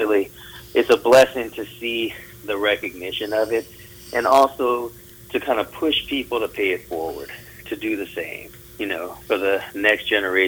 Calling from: Johnson City, Tennessee, United States; I am calling from East Tennessee, a city called Johnson City, Tennessee.

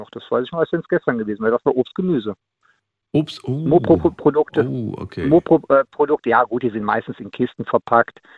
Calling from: Much, North Rhine-Westphalia, Germany; Ich komme aus Much.

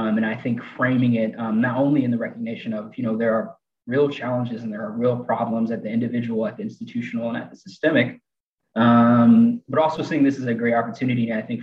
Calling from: Chattanooga, Tennessee, United States; And I'm joining from Chattanooga, Tennessee.

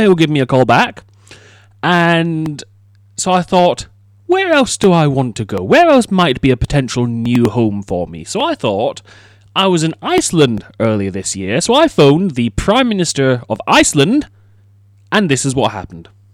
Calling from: United Kingdom; I am calling from the United Kingdom

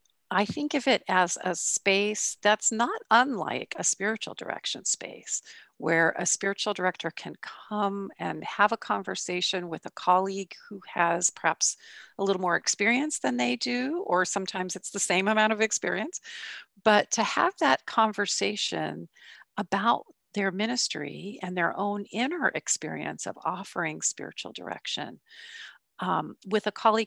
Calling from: San Luis Obispo, California, United States; I'm calling in from San Luis Obispo, California.

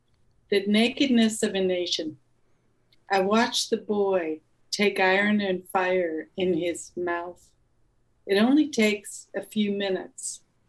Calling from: Cleveland, Ohio, United States; I'm in the countryside outside of Cleveland, Ohio.

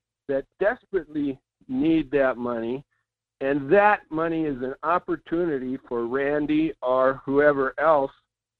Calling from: Fairbanks, Alaska, United States; This is … in Fairbanks.

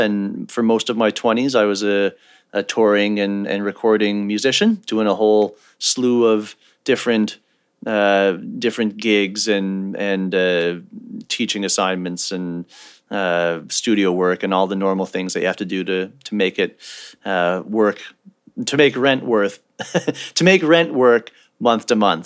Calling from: Halifax, Nova Scotia, Canada; I'm calling from Halifax, Nova Scotia, Canada.

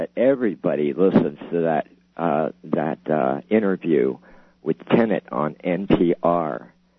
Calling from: Idaho, United States; Oh, I'm calling from Idaho. We're Idaho.

